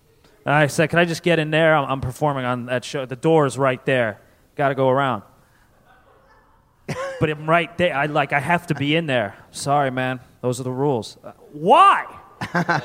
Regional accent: Connecticut, United States; I grew up in Connecticut

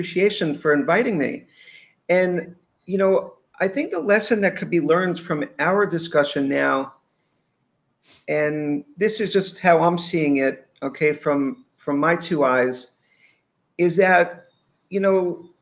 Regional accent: New York, United States; I grew up in New York

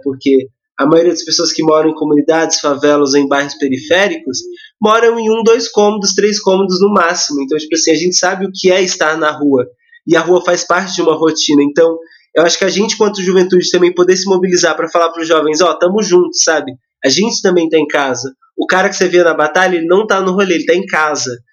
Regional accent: Mauá, São Paulo, Brazil; tenho 22 anos, sou de Mauá

